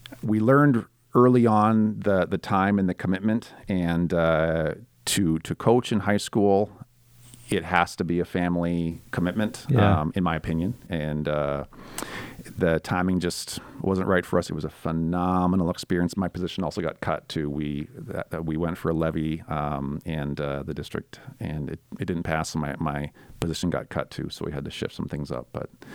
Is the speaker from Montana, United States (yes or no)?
yes; Dutton, Montana, United States; moved away as an adult; also born or lived in Great Falls, Montana / Conrad, Montana; now in Twin Cities, United States; born and raised in north central Montana, Great Falls is where I was born. Go 33 miles north up I-15, small town of Dutton, Montana